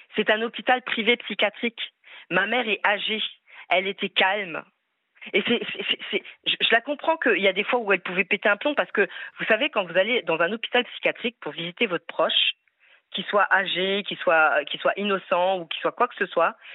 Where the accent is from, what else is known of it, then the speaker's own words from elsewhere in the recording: France; Je suis française, fière de l'être, avec des origines maghrébines.